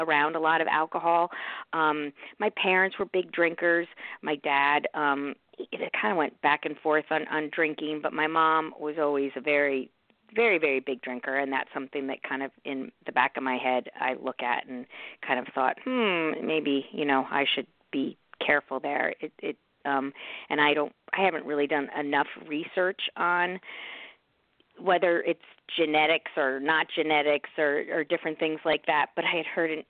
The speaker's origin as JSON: {"language": "English", "country": "United States", "tie": "born or raised there", "also_born_or_lived": "New York City", "said": "I was born in New York City, and I grew up in the New York and New Jersey suburbs. We moved a little bit when I was young"}